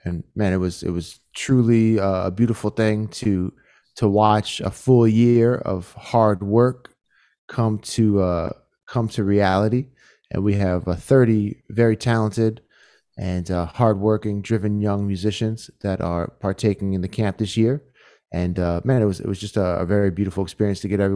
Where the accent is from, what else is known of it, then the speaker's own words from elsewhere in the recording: Kenner, Louisiana, United States; I'm from Kenner, Louisiana, so I embrace the redneck within me